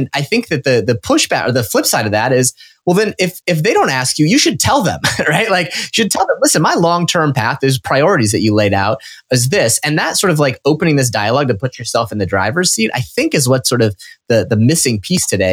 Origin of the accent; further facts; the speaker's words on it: Nebraska, United States; I grew up in Nebraska